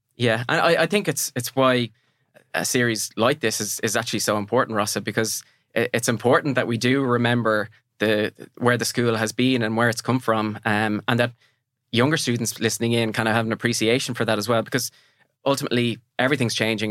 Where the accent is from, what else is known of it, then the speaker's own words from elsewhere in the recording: Mountmellick, Laois, Ireland; I'm from Mel-, Melican County Leash, and our neighbouring town is a place called Emo